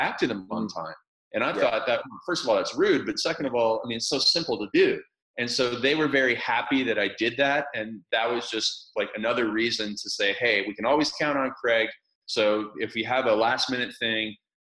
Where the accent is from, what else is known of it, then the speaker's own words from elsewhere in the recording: small town outside of Toronto, Ontario, Canada; So I was born in a small town outside of Toronto, Canada. And where I lived, it was ice hockey madness